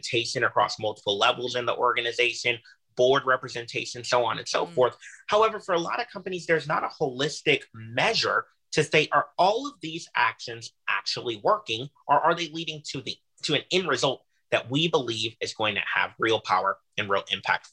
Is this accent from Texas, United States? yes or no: yes; Houston, Texas, United States; I was raised by a single parent, by my mother, in Houston, Texas